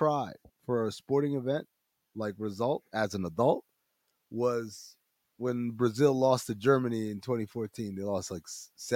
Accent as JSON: {"language": "English", "country": "Sudan", "said": "I'm from Sudan"}